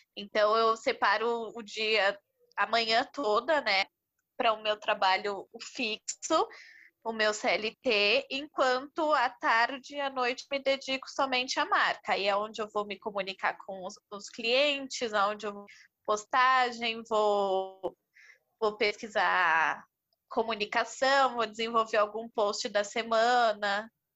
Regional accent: São Paulo, Brazil; sou de São Paulo, tenho vinte e dois anos

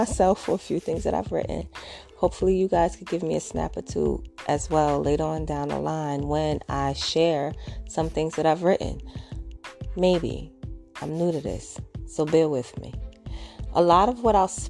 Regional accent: New York City, New York, United States; I'm a mom from Brooklyn

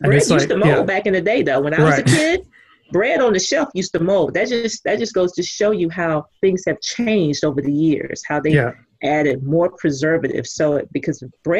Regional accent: Texas, United States; I'm from Texas.

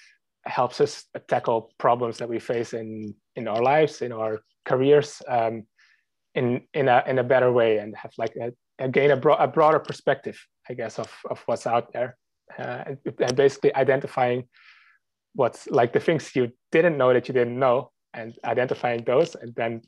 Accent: Netherlands; I grew up in the Netherlands, where I'm from

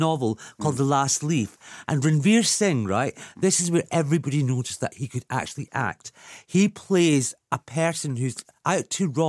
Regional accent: Scotland, United Kingdom; Just because I'm Scottish

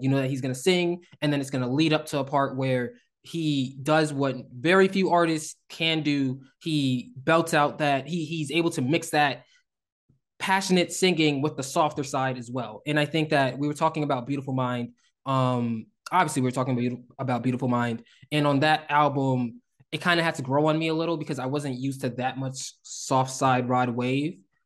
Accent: Northeast, United States; we are from the Northeast

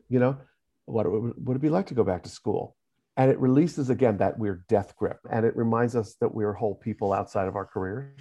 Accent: New York, United States; Mostly New York

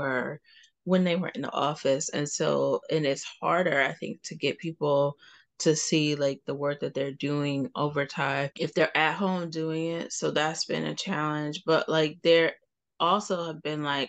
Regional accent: Cleveland, Ohio, United States; I'm from Cleveland

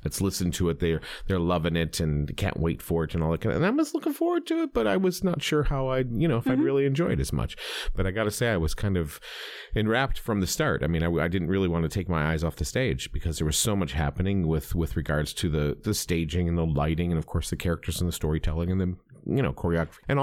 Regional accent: New York, United States; now in South Carolina, United States; from New York

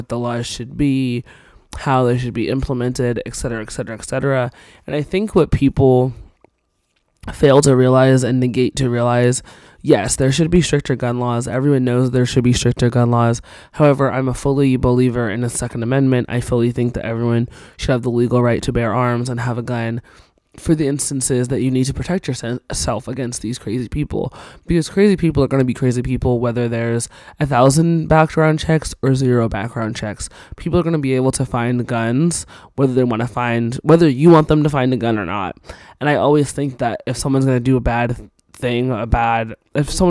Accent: Cornish, Maine, United States; moved away; I'm originally from Cornish, Maine

